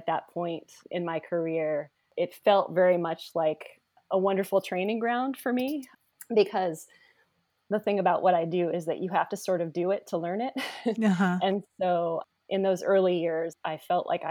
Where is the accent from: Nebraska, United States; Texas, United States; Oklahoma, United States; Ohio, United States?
Nebraska, United States; Omaha; moved away as an adult; also born or lived in Chicago; now in Louisville, United States; I'm originally from Omaha, Nebraska. I'm a Midwesterner.